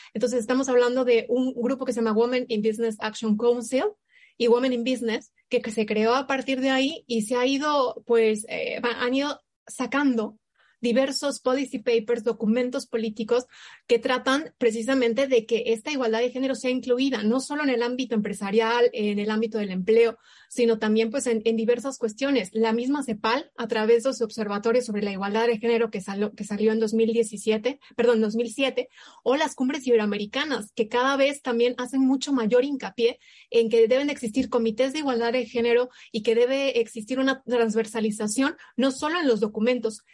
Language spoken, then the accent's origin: Spanish; Mexico; nosotros como México